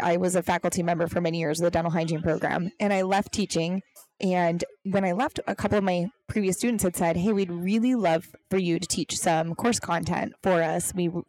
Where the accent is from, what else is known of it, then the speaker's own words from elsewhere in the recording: Milwaukee, Wisconsin, United States; moved away as an adult; also born or lived in Minneapolis; now in Arizona, United States; I'd only known Milwaukee. Lived in Minneapolis for 4 years and then decided to move to Arizona. I didn't know anybody in Arizona.